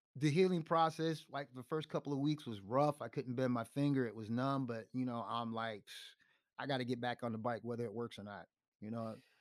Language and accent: English; New York City, New York, United States; also born or lived in Chicago / Clermont, Florida; now in Tampa, United States; since I was from New York, the Bronx